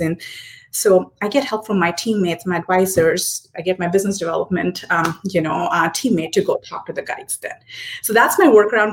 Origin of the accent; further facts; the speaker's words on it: Hyderabad, Telangana, India; first language Hindi; English is a second language; moved away; born and raised in Hyderabad, but roots are somewhere in uh, Punjab prior to partition uh, in Pakistan